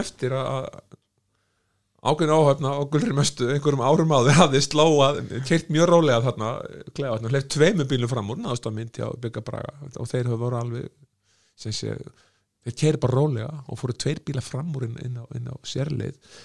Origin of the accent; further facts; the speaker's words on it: Iceland; þegar ég var að vinna í Östjó að ég er frá Íslandi